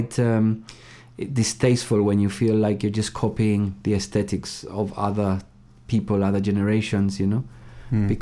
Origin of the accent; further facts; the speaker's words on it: Gibraltar; moved away as an adult; also born or lived in Hull, United Kingdom; I was born in Gibraltar and I lived there till I was 18.